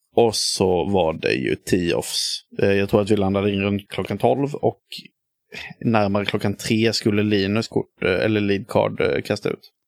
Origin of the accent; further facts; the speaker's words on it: Hyltebruk, Halland County, Sweden; moved away; jag kommer från Hyltebruk i grund och botten utanför, eh, utanför Halmstad